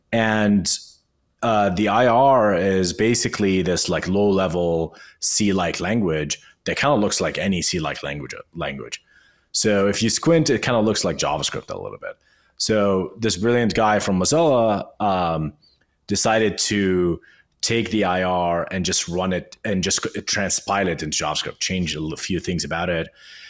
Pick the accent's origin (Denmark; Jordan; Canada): Jordan; Amman, Amman Governorate; English is a second language; moved away as an adult; now in New York, United States; I came from Amman, Jordan to New York in 2012 to work at Code Academy